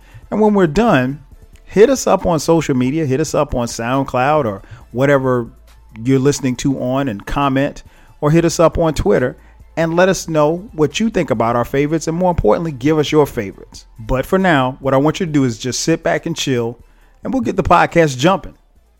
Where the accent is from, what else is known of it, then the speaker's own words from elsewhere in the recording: the South, United States; So yeah, we're both from the South, so I thought it would be dope, man, if we came on and talked about some hip hop.